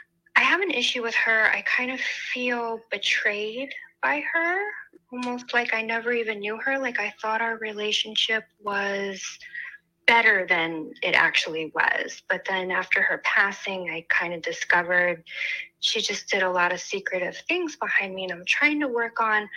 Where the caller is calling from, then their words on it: Los Angeles, California, United States; I'm calling from Los Angeles.